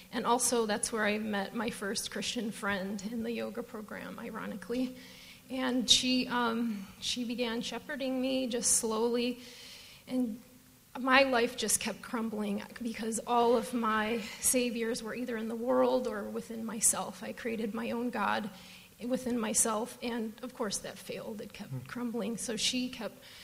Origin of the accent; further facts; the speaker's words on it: Detroit, Michigan, United States; moved away as an adult; now in Phoenix, United States; I'm from Detroit, if you can't tell from my accent